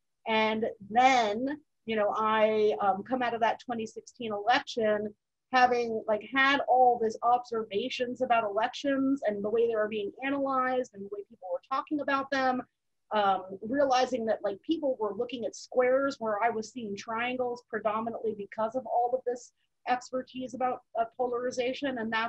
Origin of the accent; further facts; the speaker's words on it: Mid-Atlantic, United States; also born or lived in Virginia; In the Mid-Atlantic. So like my dad had been in the Navy and he retired, and I was the youngest, so I didn't get as much Navy moving. But, you know, because of that, we lived in Virginia, like Spain, Virginia, and then moved to Mar